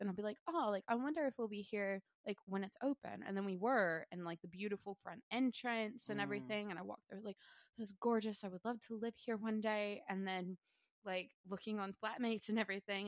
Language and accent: English; United States; moved away as an adult; now in Sunshine Coast, Australia; being American, being from, like, a city, like, I mean, I grew up in the country